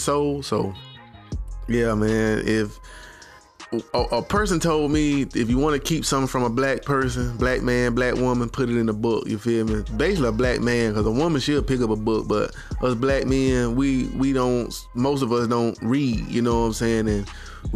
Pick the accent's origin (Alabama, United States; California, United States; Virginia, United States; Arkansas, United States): Alabama, United States; Birmingham; I'm from the South, born and raised, bamming at Alabama